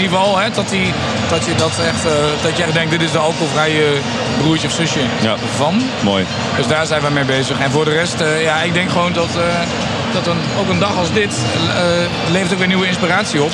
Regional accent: Nijverdal, Overijssel, Netherlands; also born or lived in Ommen; opgegroeid in Nijverdal

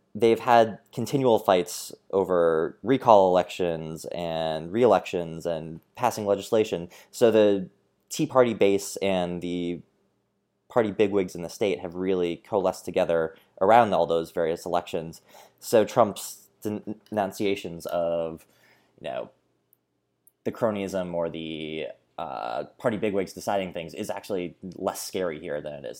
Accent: Minnesota, United States; as a Minnesotan

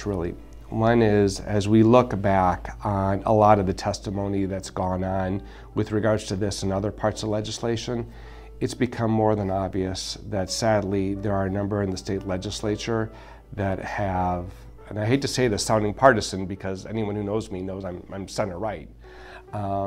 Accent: United States; as a Latino, as an American, but a proud Hispanic American

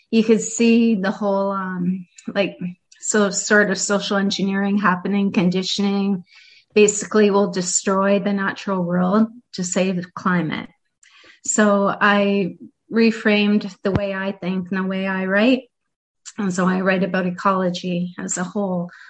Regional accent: Sweden; and …, I'm from Sweden.

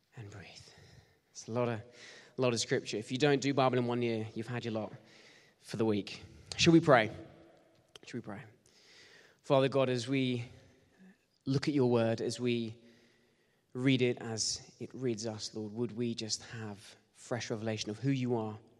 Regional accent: Bournemouth, South West England, United Kingdom; I grew up in Bournemouth

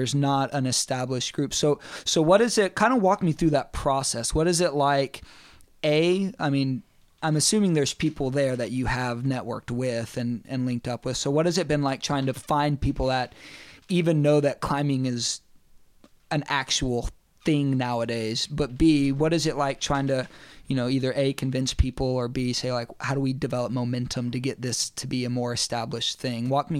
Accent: East Tennessee, United States; growing up in East Tennessee and being a part of that climbing community.

